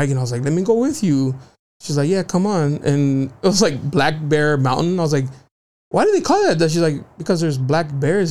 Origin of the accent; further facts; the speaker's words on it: San Diego, California, United States; San Diego.